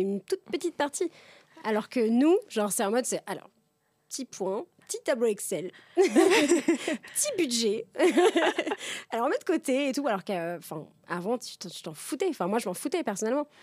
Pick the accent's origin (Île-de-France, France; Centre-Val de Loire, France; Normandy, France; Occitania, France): Centre-Val de Loire, France; Tours; now in Paris, France; ma, meilleure amie d'enfance, euh, donc on a grandi ensemble à Tours